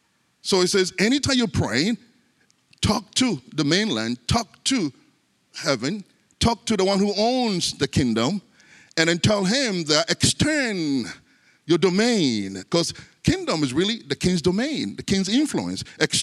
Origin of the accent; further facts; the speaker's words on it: Ghana; born there; You know, I was born in Africa, in Ghana, and Ghana used to be a British colony.